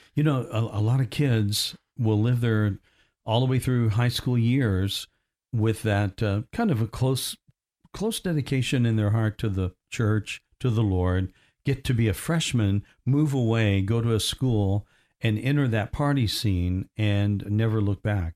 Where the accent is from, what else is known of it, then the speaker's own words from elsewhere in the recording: Evansville, Indiana, United States; now in Orlando, United States; in my hometown where I was born, in Indiana, Evansville, Indiana